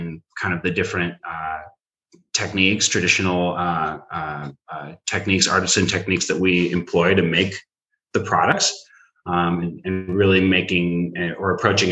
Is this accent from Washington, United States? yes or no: yes; Seattle, Washington, United States; I am from Seattle